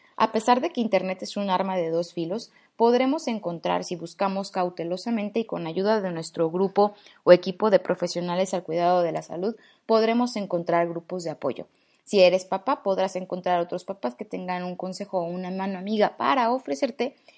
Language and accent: Spanish; Mexico; also born or lived in Mexico City; En mi país